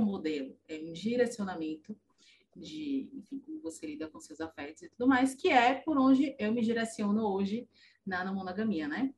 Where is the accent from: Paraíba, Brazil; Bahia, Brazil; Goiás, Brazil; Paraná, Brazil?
Bahia, Brazil; Salvador; sou de Salvador